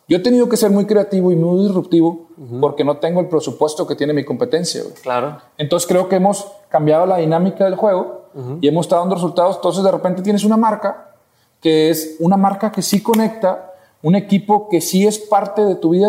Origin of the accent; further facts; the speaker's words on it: Monterrey, Nuevo León, Mexico; Sí, yo soy de aquí de Monterrey.